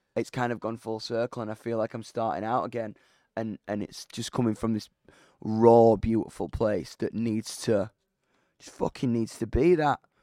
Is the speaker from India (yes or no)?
no; United Kingdom; I'm a British rock musician